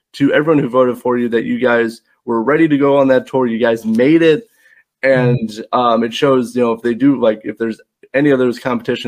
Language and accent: English; Indiana, United States; I'm from Indiana